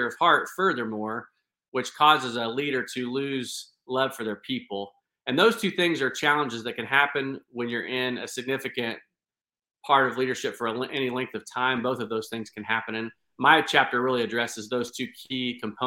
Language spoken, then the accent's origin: English; Clay County, Indiana, United States; moved away as an adult; also born or lived in Houston, Texas; I am from the state of Indiana, and I was born and raised in Clay County, Indiana.